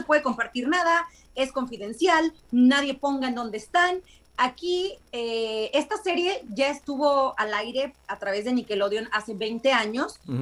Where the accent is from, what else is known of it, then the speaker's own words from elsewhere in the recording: Veracruz, Mexico; moved away as an adult; now in Los Angeles, United States; Yo soy mexicana, soy de Veracruz, pero hace 10 años que radico en Los Ángeles en California